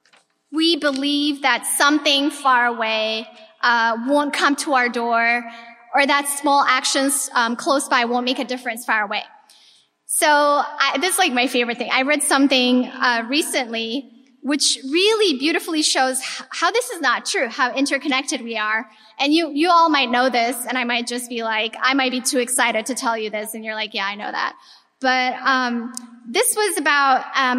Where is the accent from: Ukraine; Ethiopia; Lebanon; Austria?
Ethiopia; moved away; I was born and raised in Ethiopia. I'm of Eritrean descent